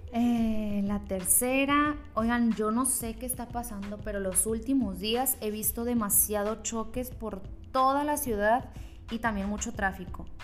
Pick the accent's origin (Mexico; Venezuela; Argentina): Mexico; Culiacán, Sinaloa; also born or lived in Guadalajara; soy de Culiacán